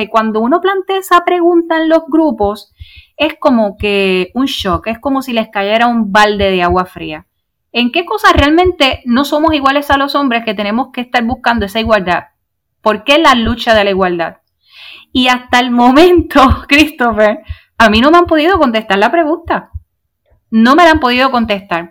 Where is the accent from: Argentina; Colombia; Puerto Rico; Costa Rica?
Puerto Rico; soy miembro fundador de un reciente partido político en nuestro país, Puerto Rico